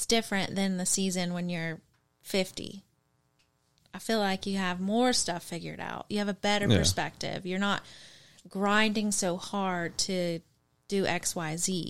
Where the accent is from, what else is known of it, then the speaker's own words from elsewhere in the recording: Long Beach, California, United States; So I grew up in Long Beach.